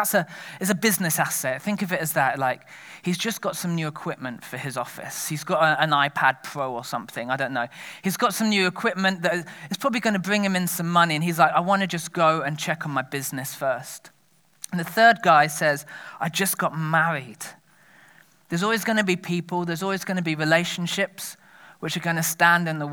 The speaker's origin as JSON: {"language": "English", "region": "England", "country": "United Kingdom", "said": "We're English."}